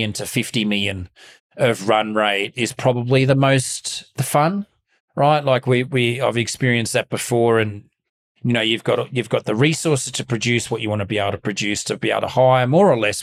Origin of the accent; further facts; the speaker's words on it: Melbourne, Victoria, Australia; Growing up in Mount Waverley, which was pretty, you can't get much more sort of middle class than Mount Waverley.